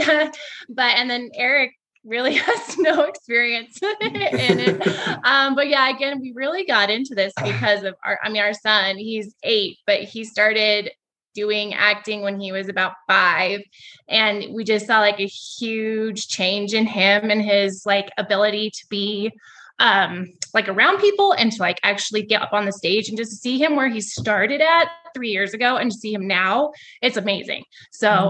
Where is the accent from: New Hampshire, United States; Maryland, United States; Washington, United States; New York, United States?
Washington, United States; moved away as an adult; also born or lived in Montana; now in Longmont, United States; I'm actually from Washington State